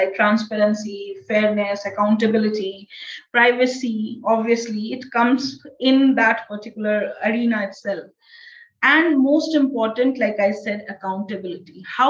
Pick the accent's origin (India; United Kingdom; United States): India; I'm an Indian citizen.